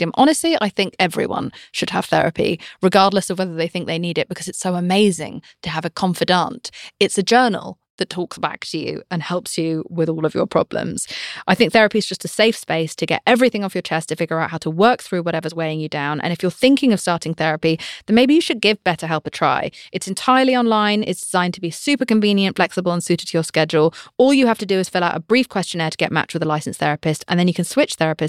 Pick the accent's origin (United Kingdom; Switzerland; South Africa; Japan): United Kingdom; I'm British